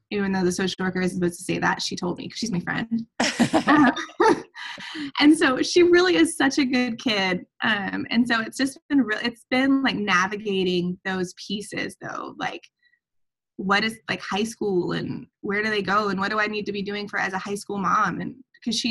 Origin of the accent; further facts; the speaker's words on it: Atlanta, Georgia, United States; now in Montana, United States; we go back to Atlanta